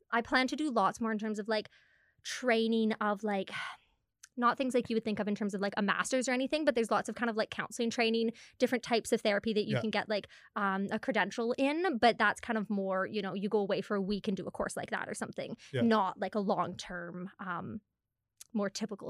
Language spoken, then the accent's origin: English; Penticton, British Columbia, Canada; also born or lived in Hundamal / White Rock; now in Kamloops, Canada; Penticton before that, but I've also lived in Hundamal. I've lived in White Rock, so kind of moved around a fair bit.